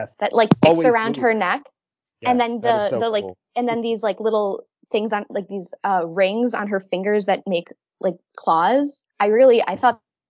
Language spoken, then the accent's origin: English; United States; my being an American